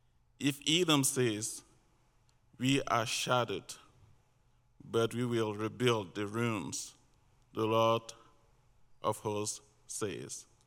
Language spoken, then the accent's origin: English; Cameroon; moved away; also born or lived in Washington State; We moved recently from Washington State, but originally from Cameroon.